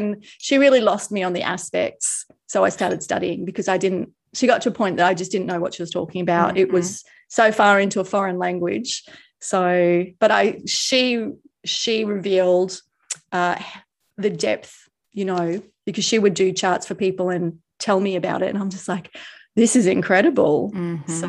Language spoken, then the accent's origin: English; Queensland, Australia; accent: Australian; now in Gold Coast, Australia; I grew up in this state. So I've come back to this state, but I had never lived in this area before. So I'm about 2 hours from where I grew up, an hour and a half.